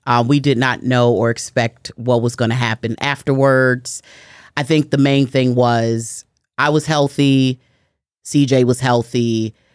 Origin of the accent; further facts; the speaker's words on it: Chicago, Illinois, United States; I am born and raised in Chicago, Illinois. I'm raised on the west side of Chicago